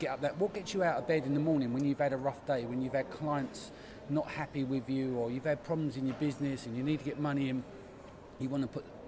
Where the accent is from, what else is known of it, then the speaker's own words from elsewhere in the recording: London, United Kingdom; we're from the East End. We didn't have much